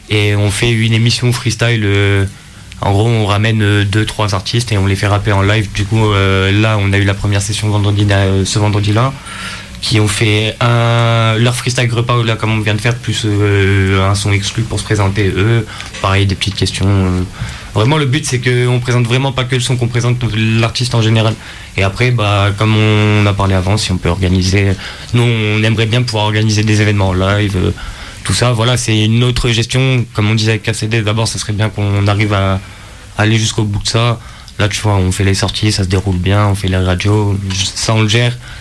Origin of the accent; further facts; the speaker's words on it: Grenoble, Auvergne-Rhône-Alpes, France; on est de Grenoble